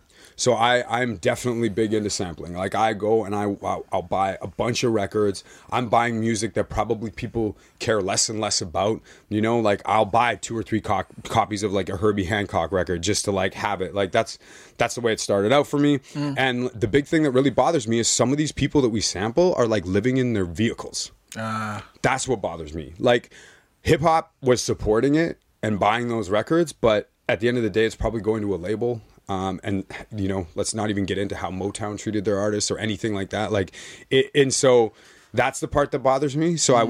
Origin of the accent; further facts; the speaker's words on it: Winnipeg, Manitoba, Canada; because I grew up in Winnipeg, so it's typically like white rock sort of. That's the background.